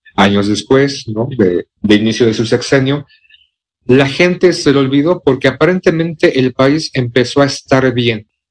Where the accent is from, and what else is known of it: Mexico